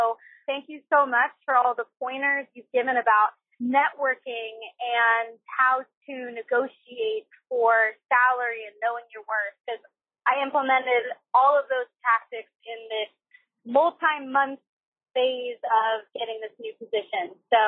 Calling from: Washington, District of Columbia, United States; I'm calling from Washington, D.C.

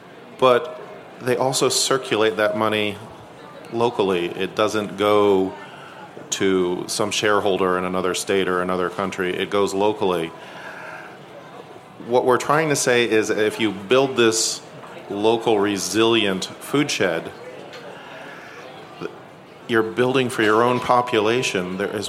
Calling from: San Mateo County, California, United States; But I come from San Mateo County in California

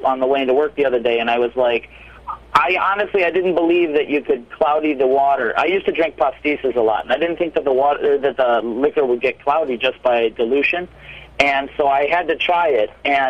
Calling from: Chicago, Illinois, United States; also born or lived in New York; I'm actually calling from Chicago.

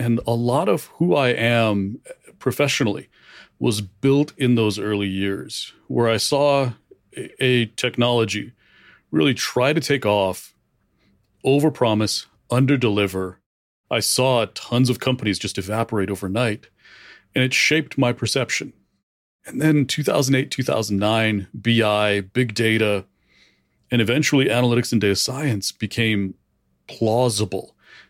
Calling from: Reno, Nevada, United States; I'm in Reno, Nevada.

